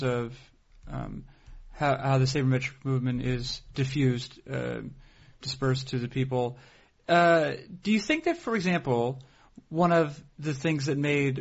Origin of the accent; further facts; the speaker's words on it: New England, United States; I grew up in New England